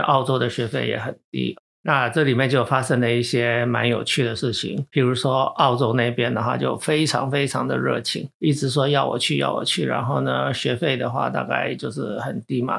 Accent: Taichung, Taiwan; moved away as an adult; also born or lived in Taipei, Taiwan / United States; 我又是从小在台中长大，所以对这边当然是有感情

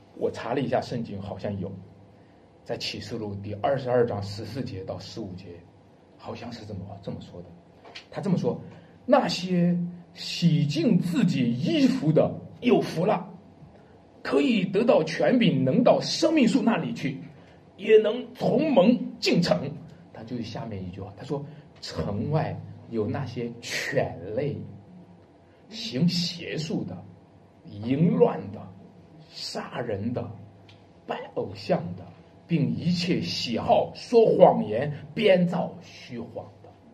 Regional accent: China; 我们是中国人

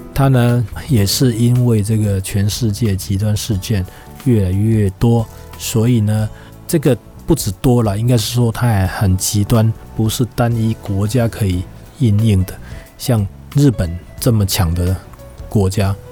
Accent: Taiwan; 我们台湾人

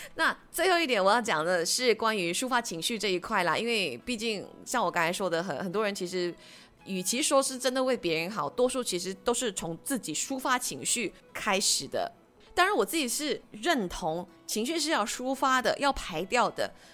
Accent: Malaysia; 我们是马来西亚人

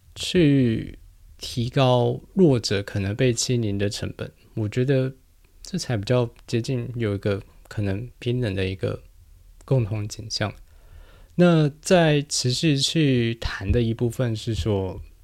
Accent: New Taipei, Taiwan; first language Chinese; 我是在新北长大

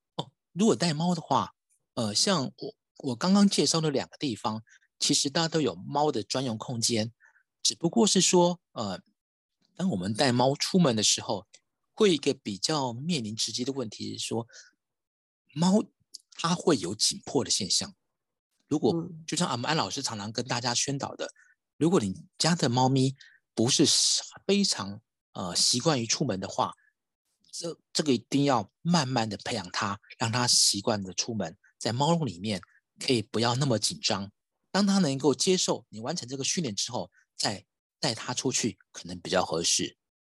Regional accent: Taiwan; 我们台湾人

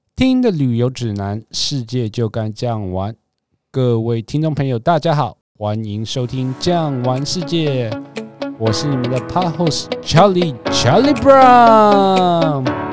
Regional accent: Taiwan; 我们台湾人

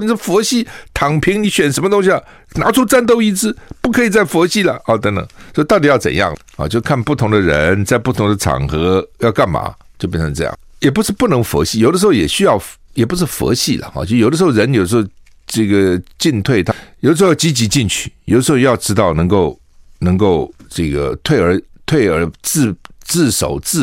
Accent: Taiwan; 我们台湾人

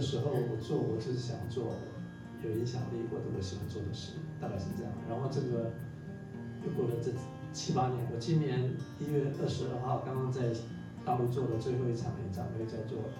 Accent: eastern Taiwan, Taiwan; also born or lived in mainland China; now in China; 那我是在在东部出生的嘛，所以我就回来，

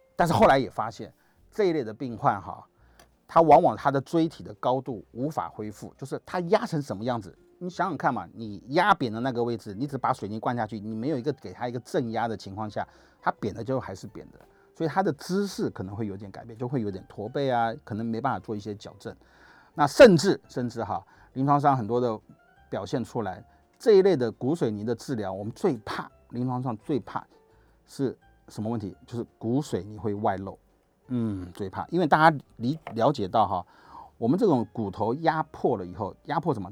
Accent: Taiwan; 我们台湾话

